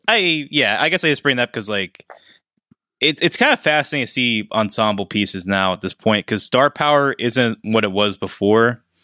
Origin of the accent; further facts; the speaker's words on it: Pennsylvania, United States; we're both from Pennsylvania